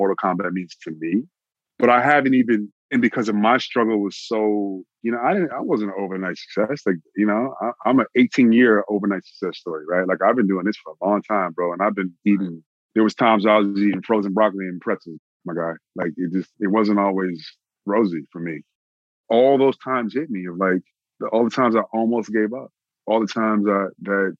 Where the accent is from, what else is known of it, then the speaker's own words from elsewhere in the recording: Austin, Texas, United States; now in Los Angeles, United States; I'm from Austin, Texas